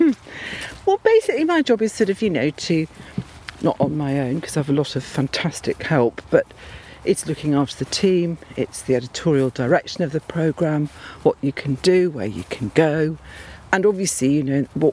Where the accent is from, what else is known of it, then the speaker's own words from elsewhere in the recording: Worcestershire, just outside Malvern, West Midlands, United Kingdom; I grew up in Worcestershire, just outside Malvern